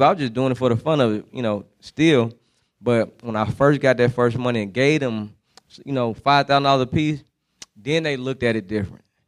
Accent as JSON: {"language": "English", "town": "San Francisco", "region": "California", "country": "United States", "tie": "born or raised there", "also_born_or_lived": "Germany", "moved": "as an adult", "lives_now": "Atlanta, United States", "said": "I spent my high school years in the Bay Area, not Oakland, but San Francisco, California. So that's why I always say that's where I'm from"}